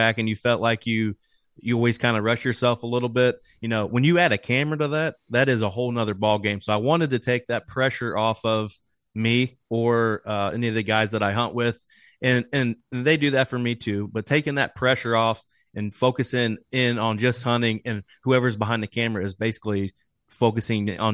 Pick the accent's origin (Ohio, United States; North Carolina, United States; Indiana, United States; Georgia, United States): Indiana, United States; Knightstown; I'm from East Central Indiana, a little small farm town, Knightstown, Indiana